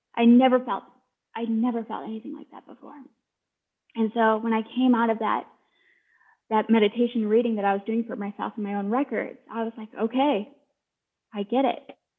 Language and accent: English; Sioux City, Iowa, United States; I'm from Sioux City. Like, I grew up going to powwows